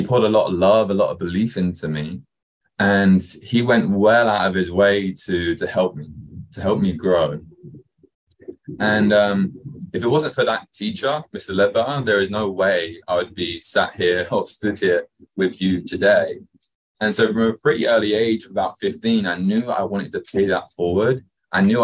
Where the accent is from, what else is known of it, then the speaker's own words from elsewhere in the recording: Kent, South East England, United Kingdom; now in Newport Beach, United States; Where I actually grew up was just outside London in England, a place called Kent